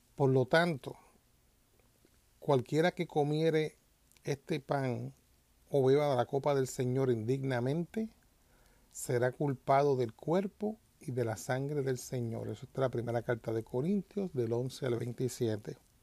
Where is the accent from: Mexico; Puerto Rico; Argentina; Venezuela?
Puerto Rico; moved away; yo vengo de Puerto Rico, en Puerto Rico pues esa palabra cristiano para el tiempo que yo me criaba o que vivía en Puerto Rico no existía